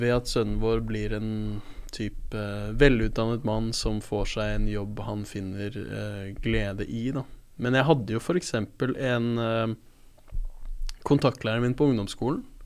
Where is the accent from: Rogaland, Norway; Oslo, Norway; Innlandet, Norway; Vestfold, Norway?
Oslo, Norway; født og oppvokst i Oslo sentrum